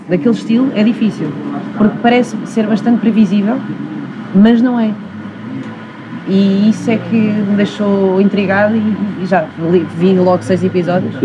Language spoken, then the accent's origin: Portuguese; Leiria, Centro, Portugal; moved away; eu nasci em Leiria